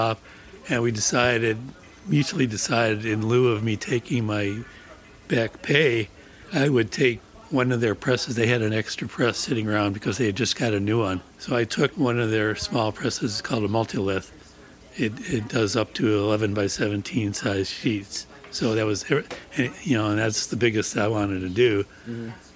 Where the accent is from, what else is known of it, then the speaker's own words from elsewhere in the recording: Chicago, Illinois, United States; moved away as an adult; now in Madison, United States; we're both from Chicago